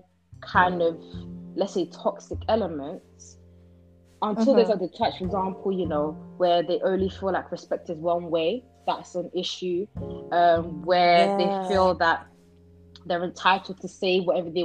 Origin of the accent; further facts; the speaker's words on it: United Kingdom; also born or lived in Netherlands; I was born in Holland, but I've spent, 11 years in this country. So I would say I'm 100% British. I went to school. I went to primary, secondary here.